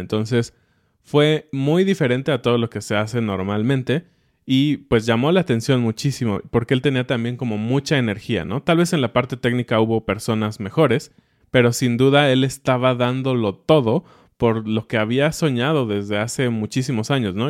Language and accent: Spanish; Mexico; como mexicanos